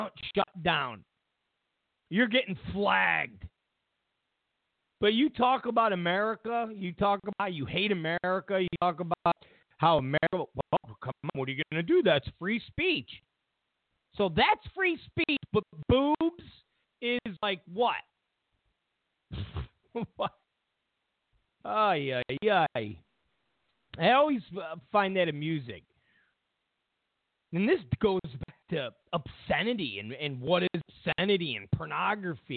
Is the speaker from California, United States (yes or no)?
yes; California, United States; I'm from California